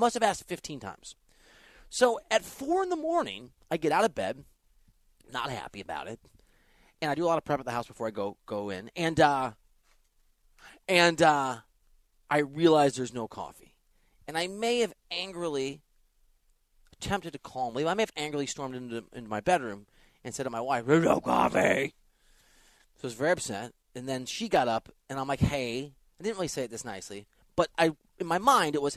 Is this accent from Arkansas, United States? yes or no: no; Dubuque, Iowa, United States; moved away; also born or lived in Wisconsin; I'm from Dubuque, Iowa, on the border of Wisconsin.